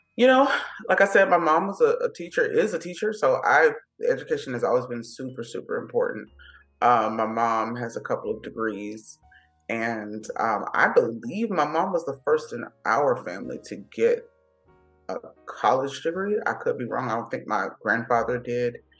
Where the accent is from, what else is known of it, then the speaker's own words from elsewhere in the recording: Miami, Florida, United States; first language English; moved away as an adult; now in Los Angeles, United States; I grew up in Miami